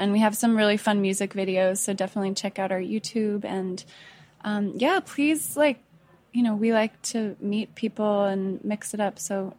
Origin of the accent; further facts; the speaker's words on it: Colorado, United States; I'm from Colorado.